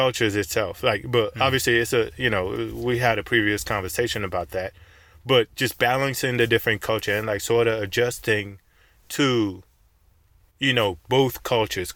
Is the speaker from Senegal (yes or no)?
yes; Senegal; now in United States; I was born in Senegal. That's where I was born. I immigrated to the U.S